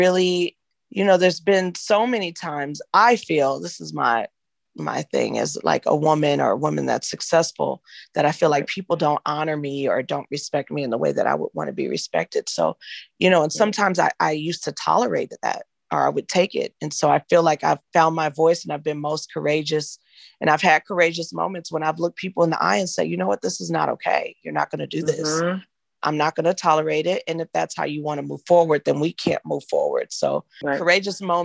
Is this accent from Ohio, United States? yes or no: no; Inglewood, California, United States; I grew up in Inglewood, California